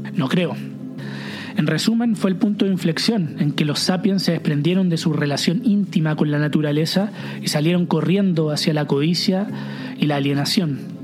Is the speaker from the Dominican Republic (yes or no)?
no; Chile; moved away as an adult; also born or lived in Viña del Mar, Chile / south of France; cuando vine a Francia siendo chileno